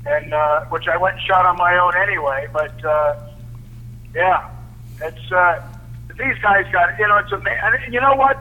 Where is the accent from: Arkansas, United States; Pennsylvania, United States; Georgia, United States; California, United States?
California, United States; Los Angeles; I grew up in Van Nuys, Sherman Oaks, on the mean streets of Sherman Oaks.